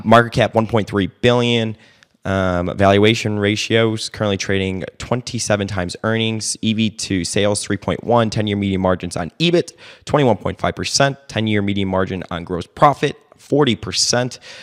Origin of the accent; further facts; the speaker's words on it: Illinois, United States; now in Dallas, United States; I'm from Illinois